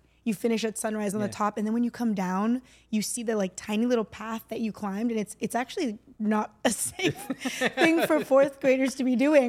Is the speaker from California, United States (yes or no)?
yes; California, United States; born there; No. I was born in Northern California. Got it. I'm American.